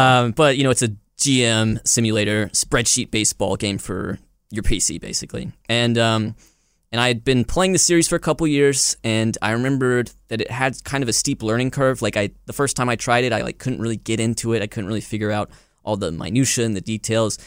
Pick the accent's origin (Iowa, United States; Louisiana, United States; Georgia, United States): Georgia, United States; Rome; also born or lived in Germany; living in my hometown of Rome, Georgia